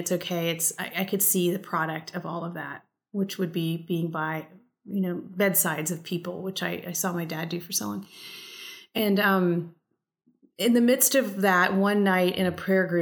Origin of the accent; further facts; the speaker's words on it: United States; first language English; I'm very proud to be a first generation American. So I grew up in an immigrant family and I speak a second language. I speak Spanish